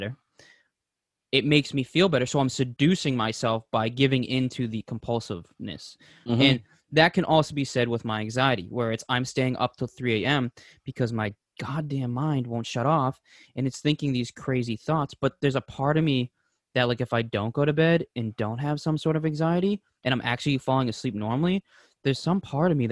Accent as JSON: {"language": "English", "region": "Massachusetts", "country": "United States", "said": "we're from Massachusetts"}